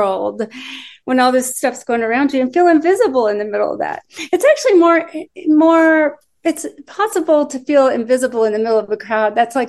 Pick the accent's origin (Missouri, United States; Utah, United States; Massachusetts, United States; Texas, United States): Texas, United States; Austin; moved away as an adult; also born or lived in Illinois / New York; now in Nashville, United States; we lived in Austin, Texas for most of my life. I moved from Illinois to Austin when I was a kid. And then we moved to New York for 2 years.